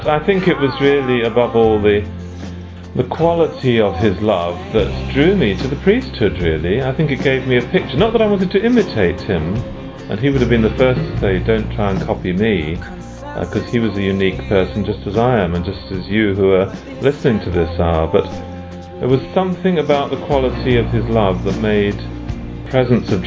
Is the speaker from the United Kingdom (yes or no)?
yes; London, United Kingdom; from London in England